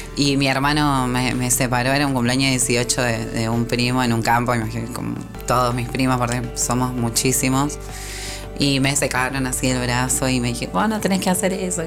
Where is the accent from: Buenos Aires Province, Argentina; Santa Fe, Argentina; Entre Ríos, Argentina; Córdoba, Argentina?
Santa Fe, Argentina; Rosario; yo allá cuando era chica en Rosario